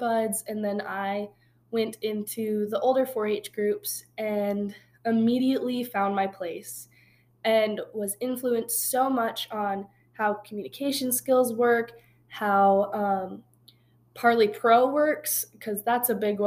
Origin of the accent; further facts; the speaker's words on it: northeastern Montana, United States; moved away as an adult; now in Laramie, United States; I've grown up on a ranch my whole life in the very northeastern corner of Montana